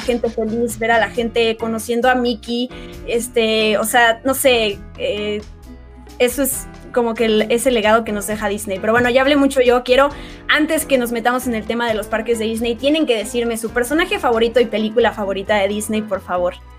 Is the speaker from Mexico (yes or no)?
yes; Mexico; accent: Mexican; yo terminé valorando mucho mi acento como mexicana hablando inglés